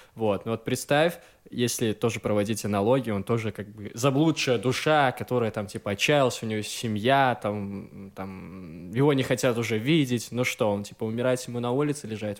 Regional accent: Gomel, Gomel Region, Belarus; moved away; я из Гомеля

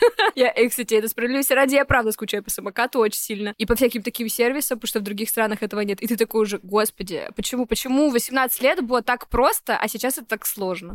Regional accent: Vologda, Vologda Oblast, Russia; moved away as an adult; also born or lived in Saint Petersburg; в 18 лет из своего родного города Вологда

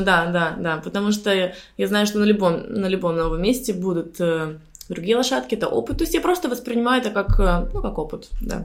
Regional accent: Surgut, Khanty-Mansi Autonomous Okrug, Russia; also born or lived in India / Sardinia / Dubai / Lebanon; now in Cyprus; я, кстати, из Суркута, из России

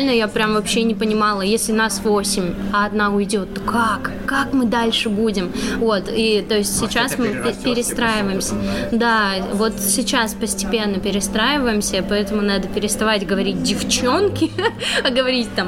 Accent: Perm, Perm Krai, Russia; Потому что я родом из Перми, зарегистрирована в в Перми, и у меня ИП в Перми

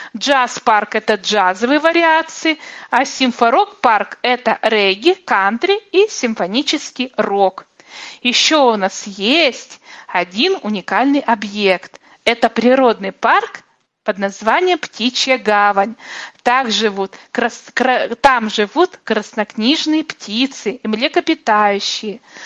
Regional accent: Omsk, Omsk Oblast, Russia; мой родной город

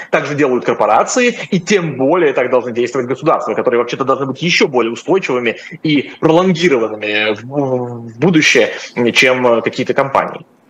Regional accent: Russia; Я россиянин

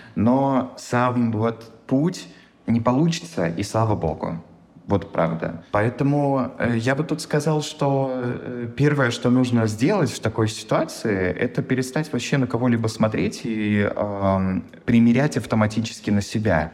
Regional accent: Russia; moved away as an adult; now in Seattle, United States; на моей работе то, что я из России

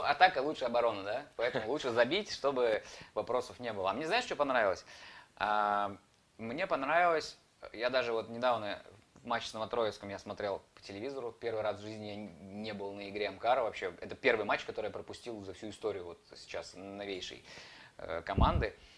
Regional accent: Saratov, Saratov Oblast, Russia; я сам из Саратова.

